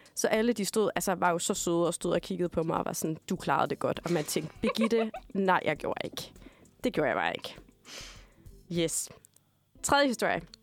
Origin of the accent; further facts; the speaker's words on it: Denmark; now in Copenhagen, Denmark; jeg er altså fuldblods jyde